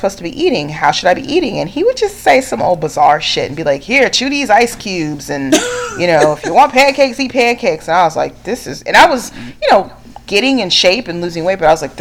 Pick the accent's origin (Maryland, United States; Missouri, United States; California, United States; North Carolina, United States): California, United States; I grew up in California